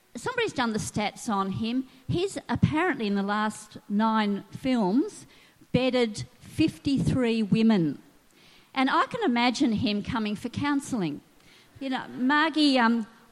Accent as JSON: {"language": "English", "town": "Sydney", "region": "New South Wales", "country": "Australia", "tie": "born or raised there", "said": "I grew up in West Pennant Hills in Sydney"}